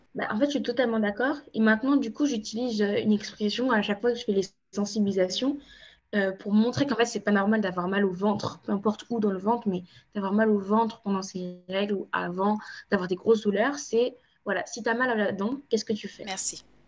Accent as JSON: {"language": "French", "country": "France", "tie": "born or raised there", "also_born_or_lived": "Cape Verde (ancestry)", "said": "je suis originaire du Cap-Vert, mais je suis née en France, j'ai grandi en France"}